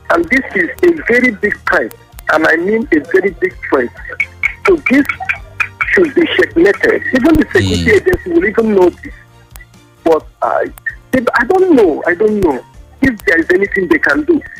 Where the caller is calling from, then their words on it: Lagos, Nigeria; I'm calling from Lagos.